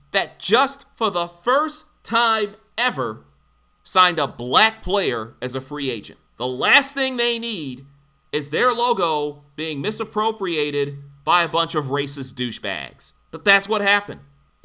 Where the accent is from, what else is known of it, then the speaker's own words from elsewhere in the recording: Detroit, Michigan, United States; in my hometown of Detroit, Michigan, the Motor City